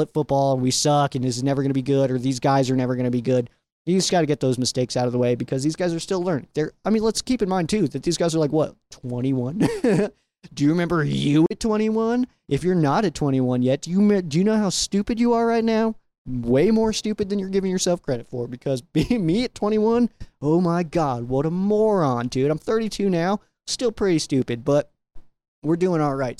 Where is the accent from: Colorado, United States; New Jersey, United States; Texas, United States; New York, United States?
Colorado, United States; out here in my home state